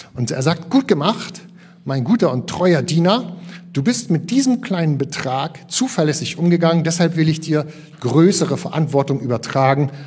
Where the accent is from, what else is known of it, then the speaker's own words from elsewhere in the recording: Northern Germany, Germany; Wir sind ja hier äh, richtig als norddeutsche Fischköppe